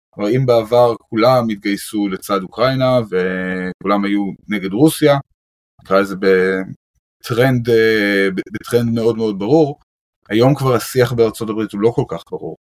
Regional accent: Israel; כישראלים מאוד מעורבים בנושא הזה. זה אנחנו, זה החיים שלנו, זה המדינה שלנו.

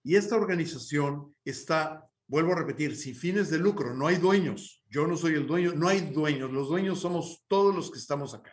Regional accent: Mexico City, Mexico; born or raised there

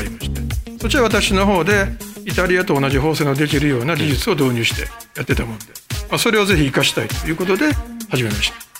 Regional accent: Kobe, Hyogo, Japan; born or raised there

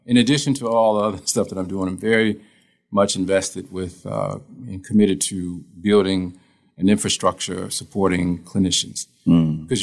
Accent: Toledo, Ohio, United States; moved away as an adult; now in Columbus, United States; I'm from Toledo, Ohio. Uh, we've been here, me and my wife, uh, she's a physician since 2013

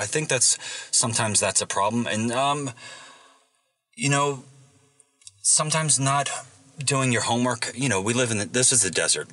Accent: Virginia, United States; I grew up in Virginia

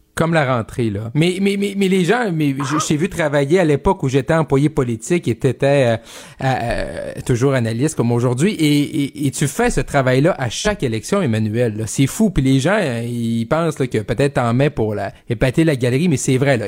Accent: Quebec, Canada; jeune bleuet comme moi du Saguenay-Lac-Saint-Jean

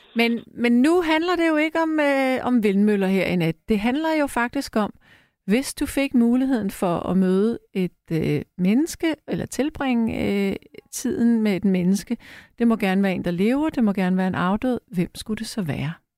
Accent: Frederiksberg, Capital Region of Denmark, Denmark; på Frederiksberg, hvor jeg er opvokset

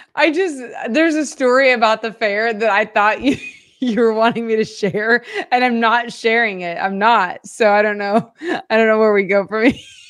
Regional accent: Oklahoma, United States; moved away; I grew up in Oklahoma

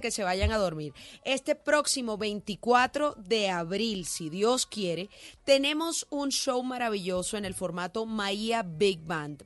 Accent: Barranquilla, Atlántico, Colombia; nosotros somos de Barranquilla

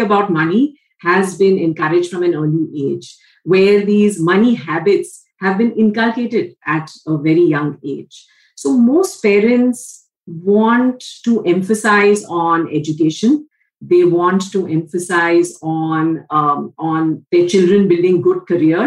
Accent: Mumbai, Maharashtra, India; also born or lived in United States; Born and brought up in Mumbai

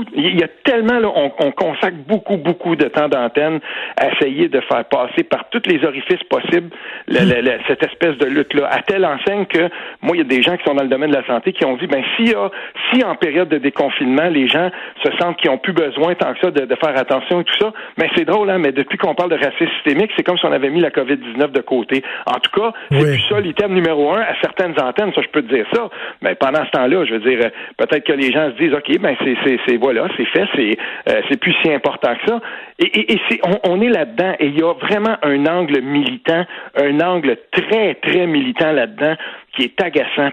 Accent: Quebec, Canada; chez nous au Québec

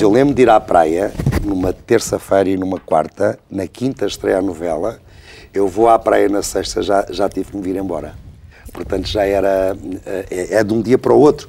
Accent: Portugal; eu sou muito português, sou muito provinciano nisso. sou muito português

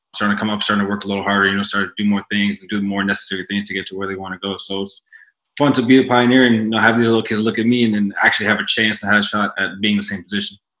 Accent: Canada; moved away; So now as a Canadian

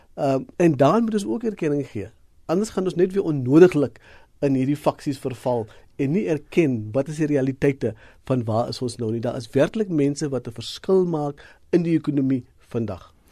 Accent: South Africa

